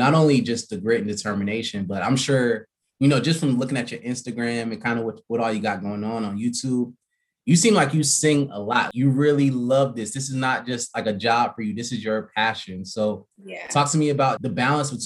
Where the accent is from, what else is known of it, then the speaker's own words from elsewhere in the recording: Marietta, Georgia, United States; I grew up in Marietta